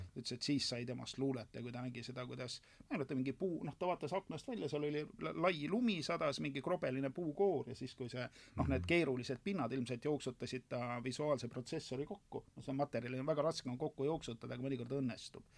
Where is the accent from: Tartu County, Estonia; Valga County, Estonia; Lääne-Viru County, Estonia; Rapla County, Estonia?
Lääne-Viru County, Estonia; a village near Rakvere; maal elasin talus energiakolhoosis Tammikualuse külas Rakvere külje all